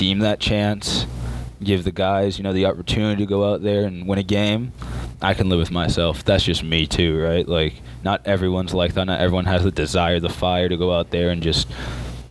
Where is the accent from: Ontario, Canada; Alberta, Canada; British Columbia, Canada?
Ontario, Canada; Scarborough; moved away as an adult; also born or lived in Ajax, Ontario / Warner, Oklahoma; I was born in Scarborough, Ontario, Canada.